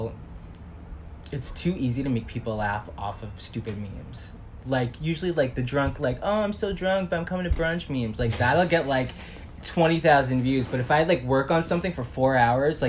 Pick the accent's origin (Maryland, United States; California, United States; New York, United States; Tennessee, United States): New York, United States; New York City; From New York, from Staten Island.